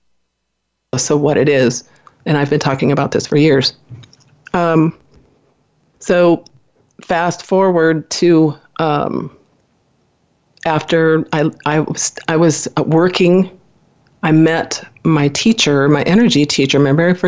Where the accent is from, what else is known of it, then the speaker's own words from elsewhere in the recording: Midwest, United States; I was born in the Midwest in a small family, went to Catholic school